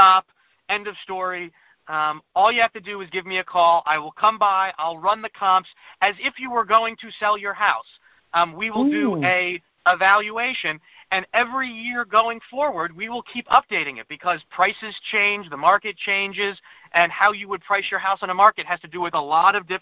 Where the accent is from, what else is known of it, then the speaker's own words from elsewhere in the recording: Lower Merion, Pennsylvania, United States; also born or lived in Washington, D.C. / Wynnewood, Pennsylvania; I live in Wynwood. I grew up in the Lower Marion.